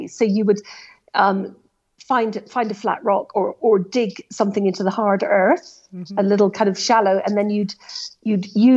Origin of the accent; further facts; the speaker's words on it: Scotland, United Kingdom; as a Scot, it's my national game